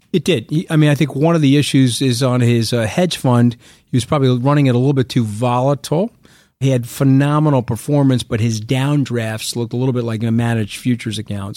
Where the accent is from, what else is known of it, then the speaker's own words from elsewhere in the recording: Long Island, New York, United States; I grew up on Long Island.